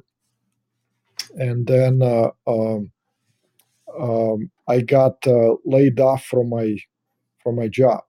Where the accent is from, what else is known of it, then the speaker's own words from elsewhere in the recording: Russia; moved away as an adult; also born or lived in Kazakhstan; now in Los Angeles, United States; I grew up in Russia. I immigrated, so I was there until I was 22.